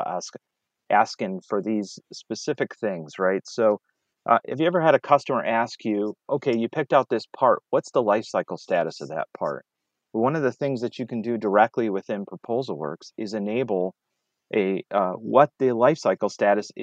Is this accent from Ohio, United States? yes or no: no; Detroit, Michigan, United States; I'm from Detroit